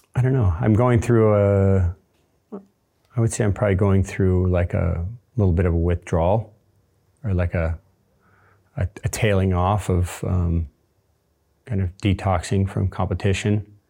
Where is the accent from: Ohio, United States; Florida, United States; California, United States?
Florida, United States; Space Coast; I grew up on the Space Coast